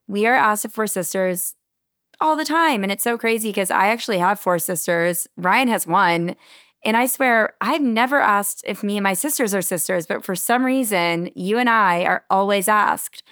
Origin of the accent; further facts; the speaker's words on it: Connecticut, United States; moved away as an adult; also born or lived in New York City; now in Charleston, United States; I grew up in Connecticut